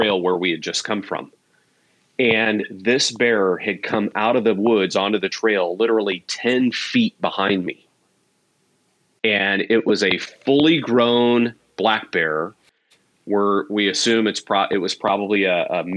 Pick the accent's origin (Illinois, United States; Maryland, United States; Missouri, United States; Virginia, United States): Missouri, United States; small town; moved away; my upbringing, though, in my childhood was in small town Missouri, rural kind of upbringing